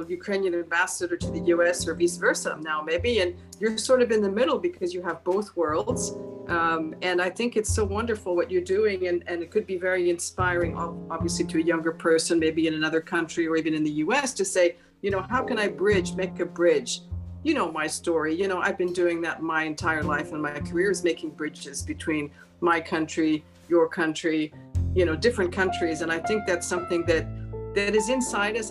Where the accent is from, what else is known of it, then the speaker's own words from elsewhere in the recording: France; now in Washington, United States; I came back to Washington from France, where I went back to France, my home